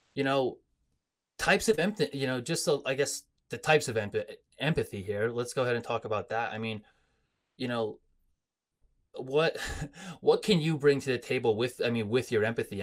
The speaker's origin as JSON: {"language": "English", "area": "Coal Region", "region": "Pennsylvania", "country": "United States", "tie": "born or raised there", "said": "growing up in the Cole region, our heritage is, you know, Italian, Polish"}